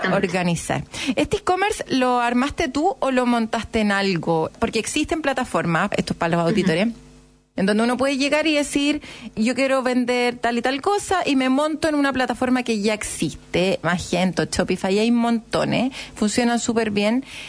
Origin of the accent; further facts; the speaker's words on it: Chile; somos los chilenos